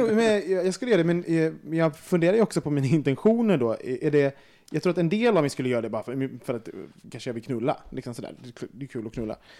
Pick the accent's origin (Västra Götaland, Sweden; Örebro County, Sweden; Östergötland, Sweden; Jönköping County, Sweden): Västra Götaland, Sweden; Gothenburg; jag är från Göteborg